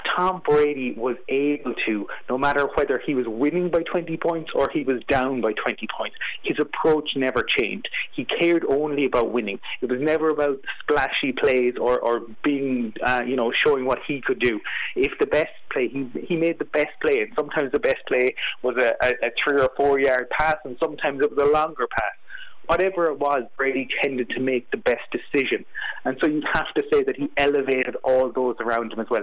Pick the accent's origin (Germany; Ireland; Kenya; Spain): Ireland; Fermoy, Munster; I grew up in Fermoy County Cork